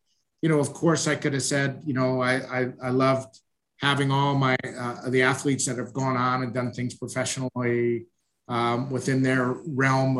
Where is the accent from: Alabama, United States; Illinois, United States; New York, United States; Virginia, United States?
Illinois, United States; Northwest suburbs of Chicago; now in Kansas City, United States; I'm from the Northwest suburbs